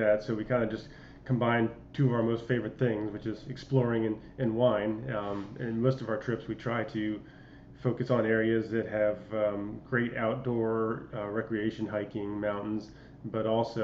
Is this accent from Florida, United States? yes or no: yes; Florida, United States; I'm from Florida, born and raised and lived here most of my life.